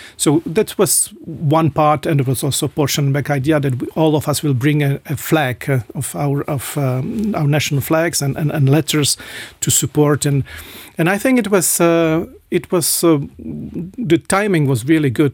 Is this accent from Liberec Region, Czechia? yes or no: yes; Liberec, Liberec Region, Czechia; English is a second language; moved away as an adult; now in Luxembourg; my hometown, in, in Liberec, in, in, uh, north of Czechia